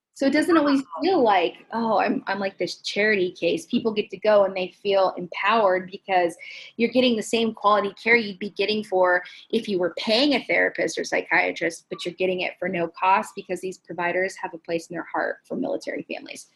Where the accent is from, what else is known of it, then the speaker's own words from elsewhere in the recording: Los Angeles, California, United States; now in San Diego, United States; They're from Los Angeles, so that's my hometown